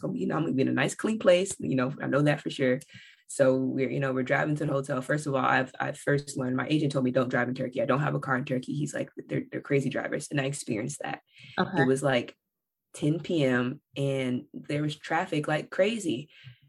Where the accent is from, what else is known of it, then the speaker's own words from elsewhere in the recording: Bakersfield, California, United States; I'm from Bakersfield, California, y'all. We are suburban